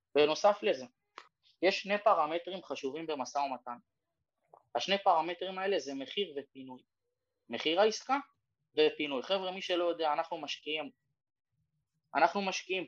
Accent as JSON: {"language": "Hebrew", "country": "Israel", "said": "אנחנו בתור ישראלים"}